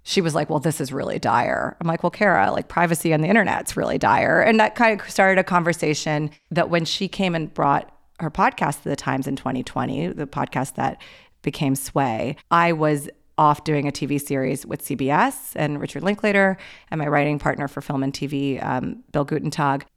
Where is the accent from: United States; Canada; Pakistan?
Pakistan; I'm Pakistani